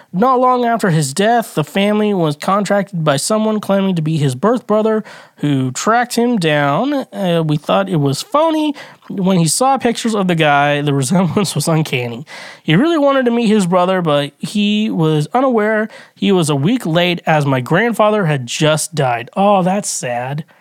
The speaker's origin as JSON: {"language": "English", "country": "United States", "said": "as an American I grew up"}